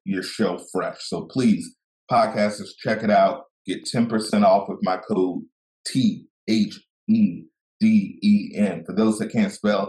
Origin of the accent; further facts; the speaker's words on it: the South, United States; I'm from the South